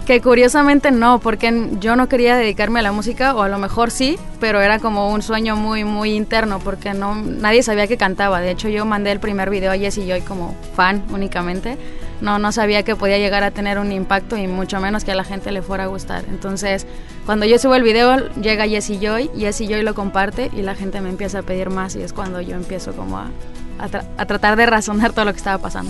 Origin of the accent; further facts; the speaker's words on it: Jiménez, Chihuahua, Mexico; Nací en Jiménez, Chihuahua